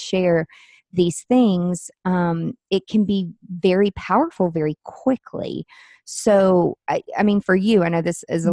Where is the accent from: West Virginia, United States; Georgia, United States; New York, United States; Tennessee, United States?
Tennessee, United States; Nashville; I'm from Nashville